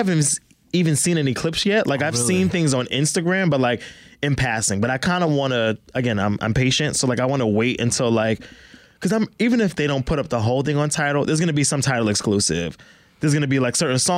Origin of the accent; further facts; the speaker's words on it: New York City, New York, United States; I'm from Brooklyn